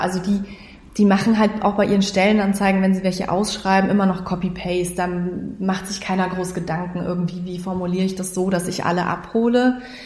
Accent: Munich, Bavaria, Germany; moved away as an adult; now in Lower Bavaria, Germany; wir sind halt beide in München geboren und aufgewachsen

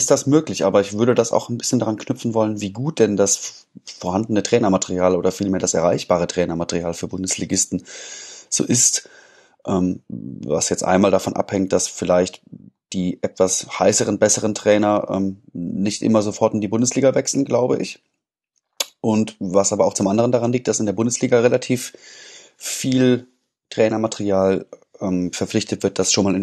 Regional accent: Dortmund, North Rhine-Westphalia, Germany; auch wenn Schalke nun als Dortmunder nicht zwingend mein Lieblingsverein ist

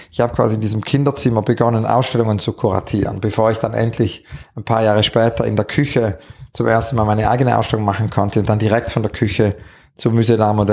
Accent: Zurich, Switzerland; born there; ich bin eigentlich im Mai 68 geboren in Zürich

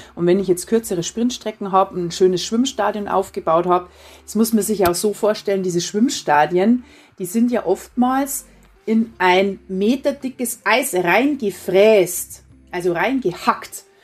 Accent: Prien am Chiemsee, Bavaria, Germany; now in Burghausen, Germany; bin ja am Chiemsee aufgewachsen

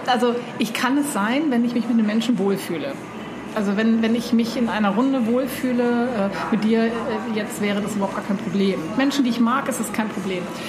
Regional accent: East Germany, Germany; now in Hamburg, Germany; ich bin zwar in Ostdeutschland aufgewachsen

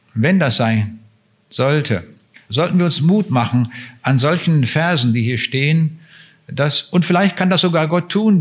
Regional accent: Germany; für uns Deutsche

